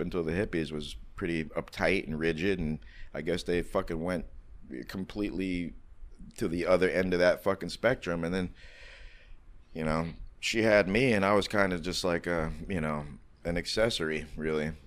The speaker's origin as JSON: {"language": "English", "town": "New York City", "region": "New York", "country": "United States", "tie": "born or raised there", "said": "I grew up on the Lower East Side back in the '70s through the '80s"}